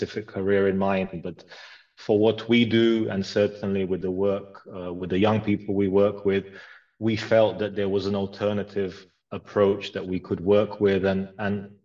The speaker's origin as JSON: {"language": "English", "region": "London", "country": "United Kingdom", "tie": "born or raised there", "also_born_or_lived": "Croatia / Philippines", "said": "I grew up, I was born in Croatia, moved to London with my family when I was 7."}